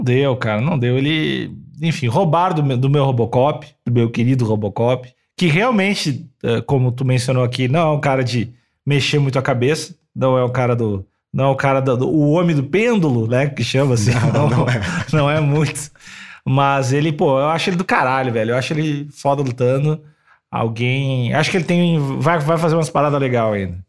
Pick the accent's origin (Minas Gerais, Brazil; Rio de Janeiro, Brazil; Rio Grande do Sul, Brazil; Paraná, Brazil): Rio Grande do Sul, Brazil; accent: gaúcho; eu tendo a ficar mais gaúcho, que é a minha origem, é o bah. jeito que eu fiquei, aprendi a falar, eu tento puxar o sotaque mais gaúcho.